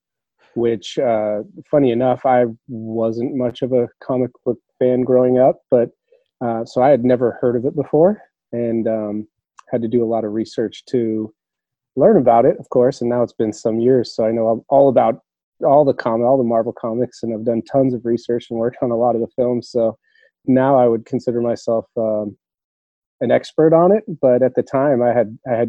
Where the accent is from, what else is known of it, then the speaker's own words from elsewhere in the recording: Los Angeles, California, United States; I was born and raised in Hollywood, pretty much. I mean, Tarzana, California, which is just in the valley there.